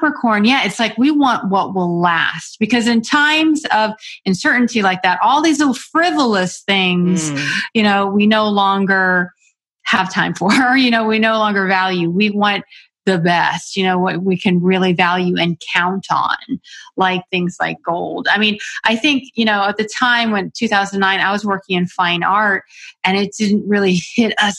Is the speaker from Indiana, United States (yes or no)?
no; Florida, United States; I'm from Florida, a small town in Florida